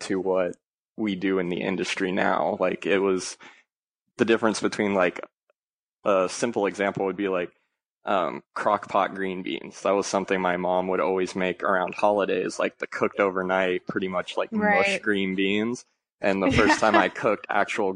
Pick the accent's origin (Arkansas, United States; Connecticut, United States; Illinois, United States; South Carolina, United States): Arkansas, United States; also born or lived in Ohio; now in Dallas, United States; I was born in Ohio, and I moved to Arkansas when I was fairly young, like 5 or 6.